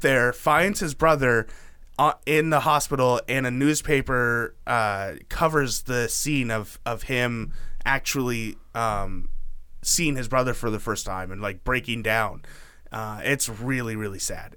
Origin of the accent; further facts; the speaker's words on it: Oregon, United States; I'm from Oregon.